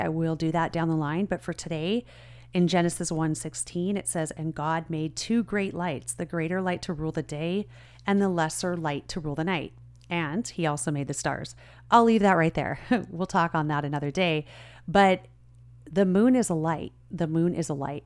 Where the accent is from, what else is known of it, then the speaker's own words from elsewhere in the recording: Southern California, United States; I grew up in Southern California.